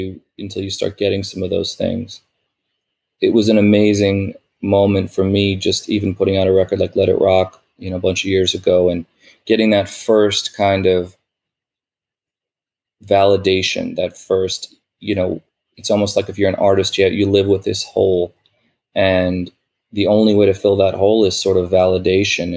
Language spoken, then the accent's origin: English; New York, United States; growing up in New York